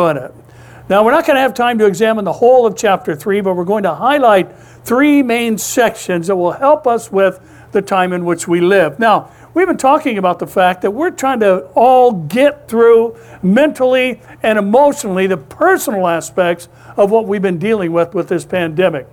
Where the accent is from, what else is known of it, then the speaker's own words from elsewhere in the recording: Orange, California, United States; I was born in St. Joseph's Hospital over in Orange. This has been my home my whole life